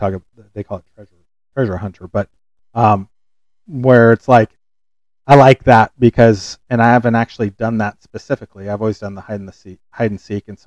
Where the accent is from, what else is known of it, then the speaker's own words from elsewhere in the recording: California, United States; I'm from California